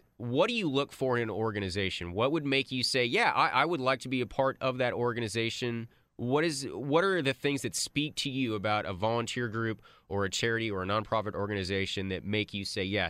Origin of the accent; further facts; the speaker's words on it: Grapevine, Texas, United States; I grew up in the Grapevine area.